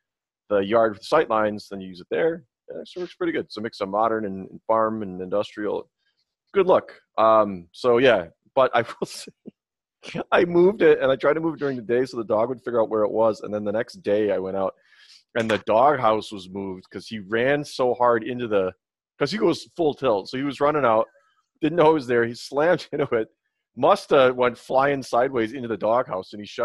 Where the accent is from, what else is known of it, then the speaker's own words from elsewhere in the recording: Midwest, United States; moved away; I come from the Midwest where lawn of the week was a big deal